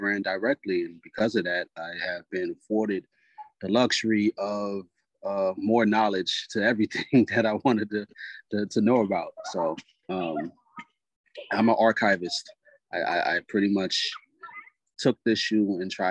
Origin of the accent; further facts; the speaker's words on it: Charleston, South Carolina, United States; also born or lived in Goose Creek, South Carolina; I am from Charleston, South Carolina, by way of Goose Creek